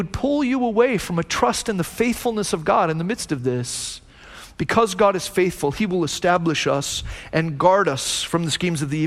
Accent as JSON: {"language": "English", "country": "United States", "said": "I'm an American"}